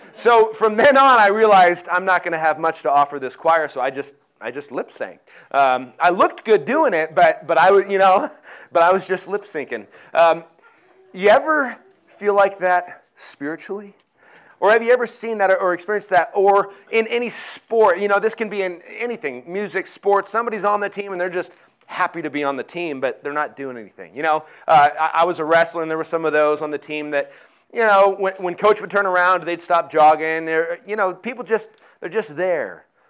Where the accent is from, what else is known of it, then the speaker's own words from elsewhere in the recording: Colorado, United States; I grew up in Colorado